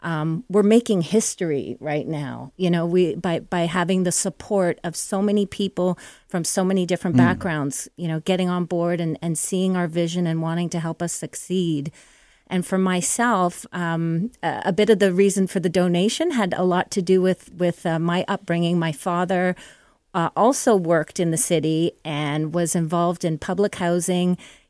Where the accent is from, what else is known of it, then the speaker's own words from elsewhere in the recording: Toronto, Ontario, Canada; born there; So I was born in Toronto. And yeah, my family from outside the city.